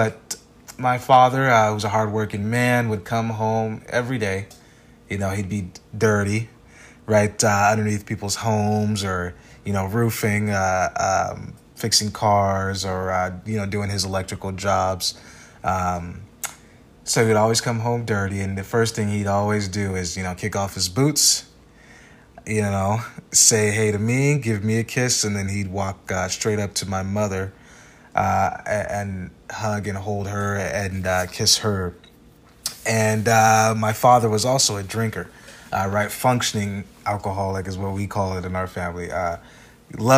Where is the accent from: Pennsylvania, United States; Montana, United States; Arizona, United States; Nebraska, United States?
Arizona, United States; Phoenix; born and raised in Phoenix, Arizona. I grew up on the west side of town